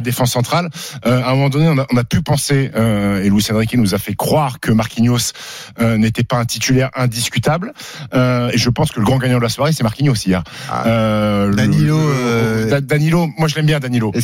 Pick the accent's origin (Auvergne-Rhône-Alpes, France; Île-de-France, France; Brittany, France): Auvergne-Rhône-Alpes, France; Annecy; moved away; also born or lived in Caen; Moi, j'ai grandi à Annecy, donc je connais, je connais bien